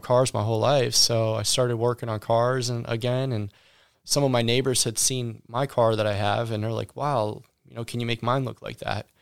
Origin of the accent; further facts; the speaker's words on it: Ohio, United States; also born or lived in Palm Beach, Florida / Texas; now in Sugar Land, United States; I was born and raised in Ohio.